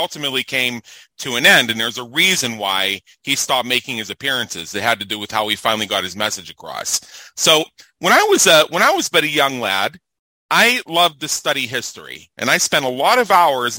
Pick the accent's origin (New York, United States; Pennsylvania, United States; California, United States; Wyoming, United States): Pennsylvania, United States; Pittsburgh; moved away as an adult; now in Las Vegas, United States; I'm from Pittsburgh originally, and I had decided years before I left there that I wasn't going to spend my life there.